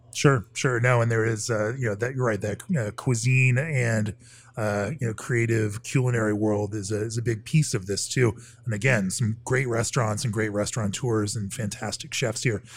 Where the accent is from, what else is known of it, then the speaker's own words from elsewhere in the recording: Orlando, Florida, United States; moved away; my old hometown of Orlando